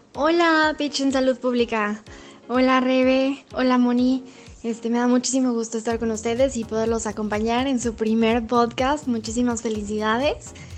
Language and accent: Spanish; outskirts of Puebla city, Mexico; yo crecí en las afueras de la ciudad de Puebla y crecí en, una, en un pueblo muy chiquito